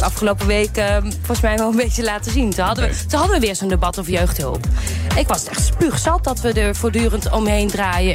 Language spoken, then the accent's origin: Dutch; Nijmegen, Gelderland, Netherlands; ik kom zelf uit Nijmegen